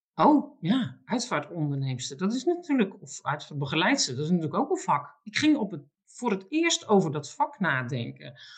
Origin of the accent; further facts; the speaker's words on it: Alblasserwaard, South Holland, Netherlands; ik woon mijn hele leven al in de Alblassenwaardse polder